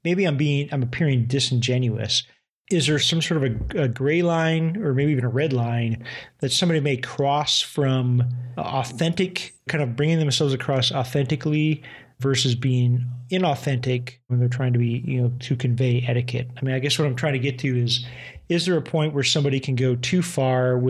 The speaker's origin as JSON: {"language": "English", "country": "United States", "said": "I'm an American"}